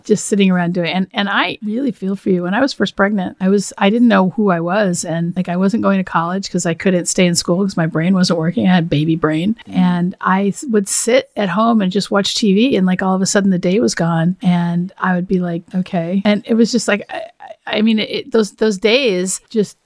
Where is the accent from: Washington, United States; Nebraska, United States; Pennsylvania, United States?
Washington, United States; I went to this small school in Seattle, actually, because I grew up in Washington State